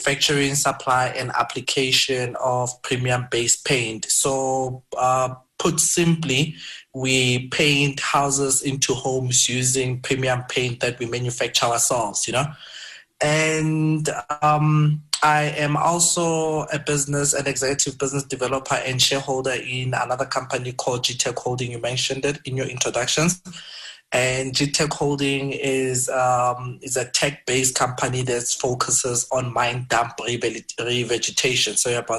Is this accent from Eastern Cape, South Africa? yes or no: no; Brits, North West, South Africa; also born or lived in Cape Town; I grew up in Madinyane. It's a very small village in Brits, Northwest, and matriculated in a township next to Madinyane